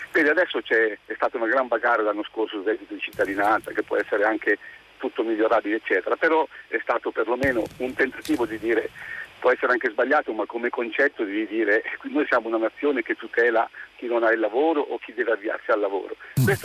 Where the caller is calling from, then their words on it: Marche, Italy; Pronto, buongiorno … siamo dalle Marche.